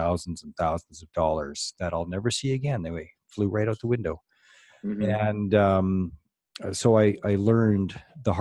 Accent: Canada; I'm from Canada

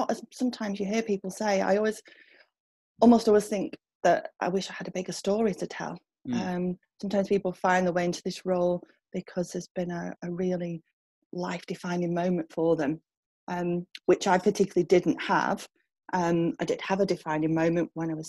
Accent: Manchester, North West England, United Kingdom; moved away as an adult; also born or lived in Leeds; now in Saddleworth, United Kingdom; I'd grown up in Manchester when I was younger

